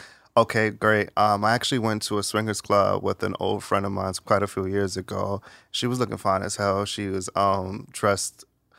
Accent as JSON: {"language": "English", "region": "New York", "country": "United States", "said": "Where are you from originally? I'm from New York."}